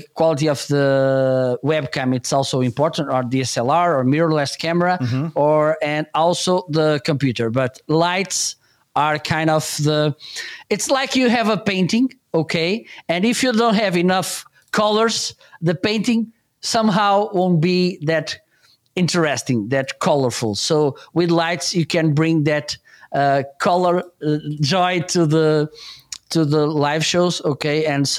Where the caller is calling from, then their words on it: Portugal; English is a second language; I'm doing good, and I'm joining you from Portugal.